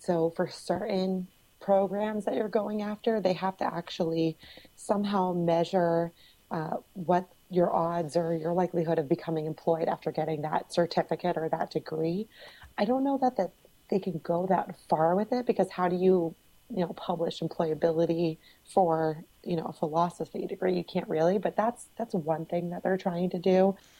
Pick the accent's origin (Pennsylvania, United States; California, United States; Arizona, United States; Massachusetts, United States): Massachusetts, United States; Cape Cod; I'm from Cape Cod